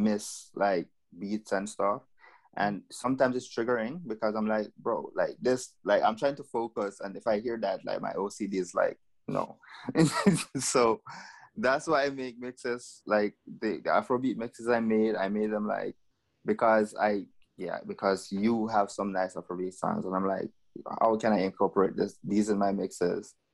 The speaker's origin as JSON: {"language": "English", "country": "Jamaica", "moved": "yes", "lives_now": "Curaçao", "said": "I'm originally from Jamaica"}